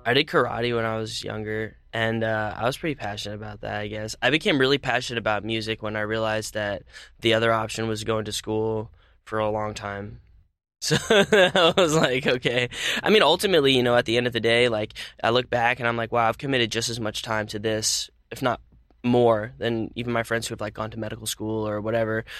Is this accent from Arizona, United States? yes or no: yes; Phoenix, Arizona, United States; moved away as an adult; also born or lived in California; I mostly spent my childhood in Phoenix